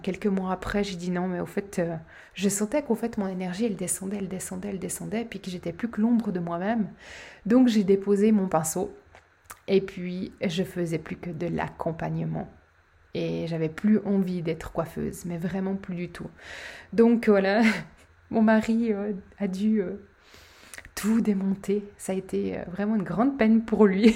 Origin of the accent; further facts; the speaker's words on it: Switzerland; chez nous, en Suisse